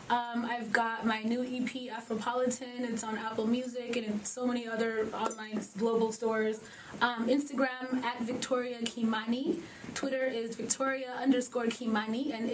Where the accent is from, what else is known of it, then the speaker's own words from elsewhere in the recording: Kenya; Like, hey, I'm from Kenya, my sister's from Nigeria, my other sister's from South Africa.